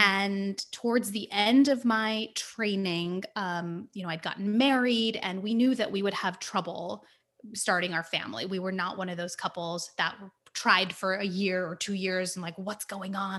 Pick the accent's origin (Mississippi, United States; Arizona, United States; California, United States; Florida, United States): California, United States; So, I was born and raised in California, um, and my parents immigrated here from India.